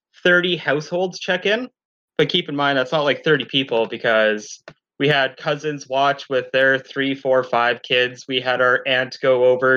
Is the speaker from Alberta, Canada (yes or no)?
no; Thunder Bay, Ontario, Canada; I'm from Thunder Bay